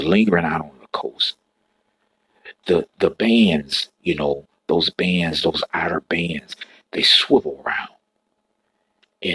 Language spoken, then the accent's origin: English; Florida, United States; I'm born and raised in Florida